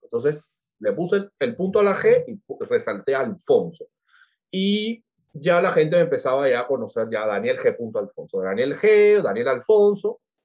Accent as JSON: {"language": "Spanish", "country": "Cuba", "moved": "as an adult", "lives_now": "Lima, Peru", "said": "nosotros como cubanos somos, somos tan adaptables"}